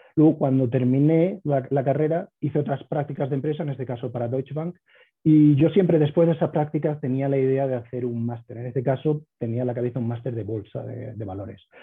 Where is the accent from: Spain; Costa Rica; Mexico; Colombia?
Spain; Córdoba, Andalusia; moved away as an adult; also born or lived in New York, United States; now in Denver, United States; yo soy cordobés, como bien has dicho, nacido y crecido ahí